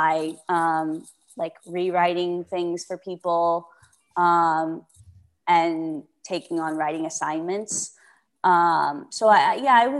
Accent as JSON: {"language": "English", "region": "Florida", "country": "United States", "tie": "born or raised there", "moved": "yes", "said": "I'm from Florida. So we went back, like, basically to my hometown"}